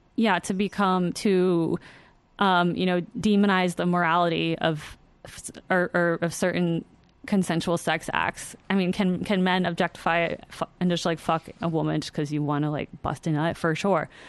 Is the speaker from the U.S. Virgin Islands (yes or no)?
yes; U.S. Virgin Islands; moved away; I'm from the Virgin Islands, and my dad and my stepfamily still live there